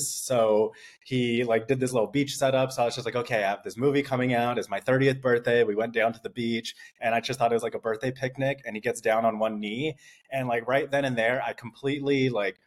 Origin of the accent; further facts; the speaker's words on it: Rancho Cucamonga, California, United States; I was born and raised in Rancho Cucamonga, just like 30 minutes from there